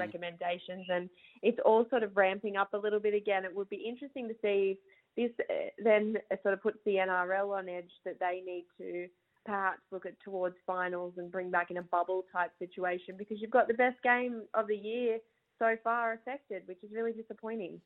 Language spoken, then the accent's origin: English; Burra, New South Wales, Australia; my hometown of Burra